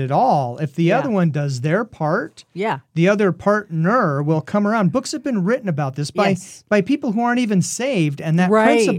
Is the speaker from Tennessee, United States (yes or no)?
no; Oregon, United States; moved away; also born or lived in Southwest United States; I grew up in Oregon, it's supposed to be rain, and then I moved to the Southwest.